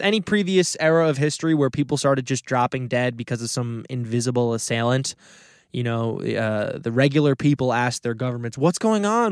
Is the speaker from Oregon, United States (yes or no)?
no; Westchester, New York, United States; the part of Westchester I grew up in is on the Long Island Sound